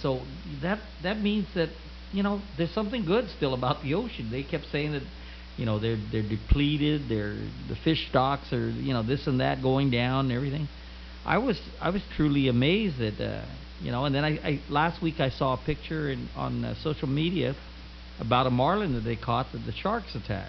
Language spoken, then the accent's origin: English; Oklahoma, United States; I came from Oklahoma